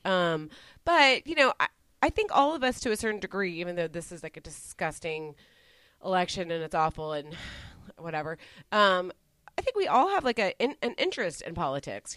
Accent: Dallas, Texas, United States; where I grew up in Dallas, very heavily uh, Republican

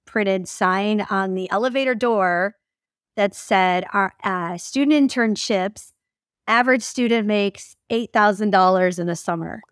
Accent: about forty minutes north of Detroit, Michigan, United States; moved away as an adult; also born or lived in Salem, Oregon / Vancouver, Washington / Portland, Oregon; now in Florida, United States; grew up about forty minutes north of Detroit, Michigan, and, uh, very, like, suburbia, typical kind of Midwest

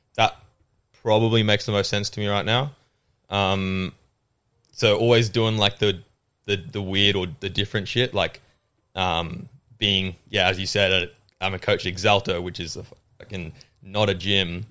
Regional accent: Australia; accent: Australian; also born or lived in England; I moved from England when I was seven, which a lot of people don't know 'cause my accent's Australian.

